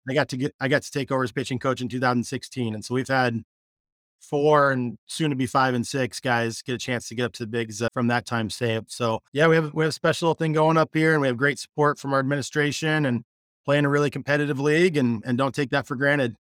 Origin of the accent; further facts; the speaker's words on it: Spokane, Washington, United States; I'm from Spokane, Washington, where we're